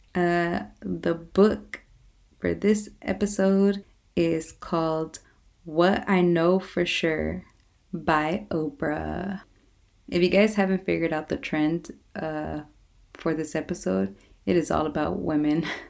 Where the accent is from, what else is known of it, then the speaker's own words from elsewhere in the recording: Los Angeles, California, United States; moved away; my hometown of Watts